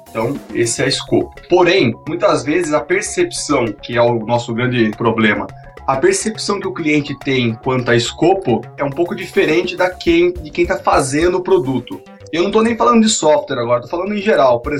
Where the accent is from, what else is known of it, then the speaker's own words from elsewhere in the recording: Sorocaba, São Paulo, Brazil; eu sou de Sorocaba, trabalho com desenvolvimento de software